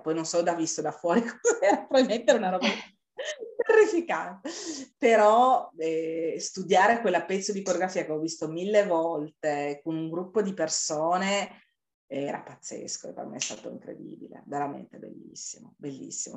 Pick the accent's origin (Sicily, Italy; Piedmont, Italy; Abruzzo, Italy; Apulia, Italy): Piedmont, Italy; Turin; siamo di Torino